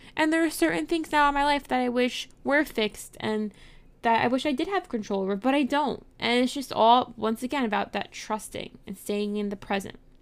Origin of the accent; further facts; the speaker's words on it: New York City, New York, United States; I grew up in New York City